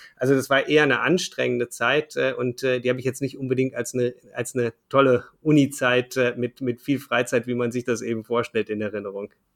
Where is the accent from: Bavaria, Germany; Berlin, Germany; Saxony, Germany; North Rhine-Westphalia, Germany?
North Rhine-Westphalia, Germany; Ruhr area; also born or lived in Düsseldorf; Ich komme ursprünglich aus dem Ruhrgebiet, äh, bin dort äh, geboren, aufgewachsen